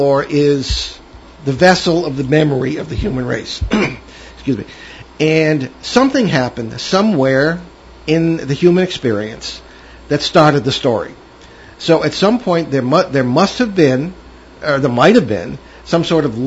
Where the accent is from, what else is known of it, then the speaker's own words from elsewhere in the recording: Connecticut, United States; now in Rhode Island, United States; I was born in Connecticut